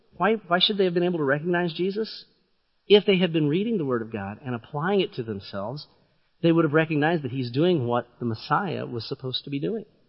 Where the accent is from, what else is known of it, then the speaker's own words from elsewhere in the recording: southeastern Illinois, United States; I grew up in southern east, southeastern Illinois